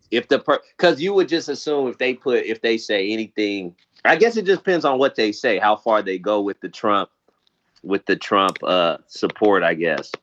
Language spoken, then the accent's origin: English; California, United States; I'm from California and I've never lived in Michigan